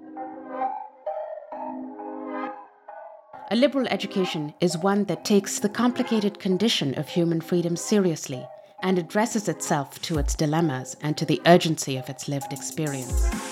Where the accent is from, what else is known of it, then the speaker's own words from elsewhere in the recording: Pakistan; my own experience growing up in Pakistan